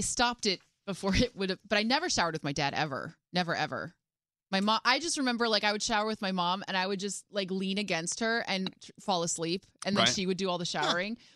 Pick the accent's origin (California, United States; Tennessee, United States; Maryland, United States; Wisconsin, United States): Wisconsin, United States; I grew up in Wisconsin